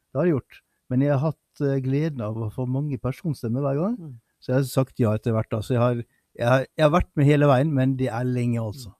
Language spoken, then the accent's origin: Norwegian; Sunnmøre, village between Ålesund and Molde, Møre og Romsdal, Norway; moved away; jeg som sunnmøring vet du, som måtte til Romsdal for å gå på skole. Mm. Jeg er jo, er fra bygda midt mellom Ålesund og Molde